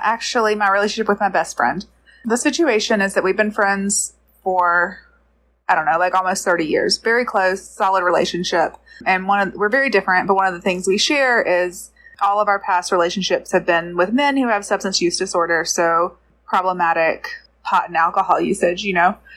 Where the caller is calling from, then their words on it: Georgia, United States; I'm calling from Georgia